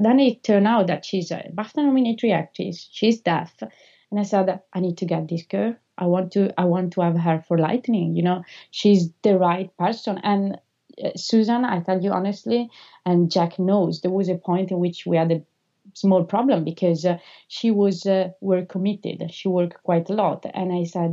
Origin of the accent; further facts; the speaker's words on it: Italy; first language Italian; English is a second language; moved away; I'm also Italian, so I don't know how she will perceive my accent.